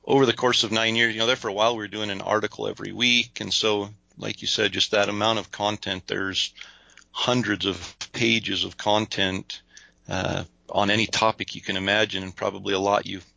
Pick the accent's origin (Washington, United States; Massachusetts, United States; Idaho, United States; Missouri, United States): Idaho, United States; we're from Idaho